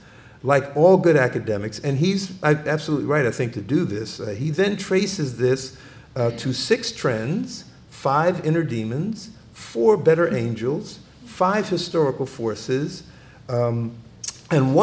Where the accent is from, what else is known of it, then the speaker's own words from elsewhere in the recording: Philadelphia, Pennsylvania, United States; moved away as an adult; also born or lived in Boston; I am from born and raised in Philadelphia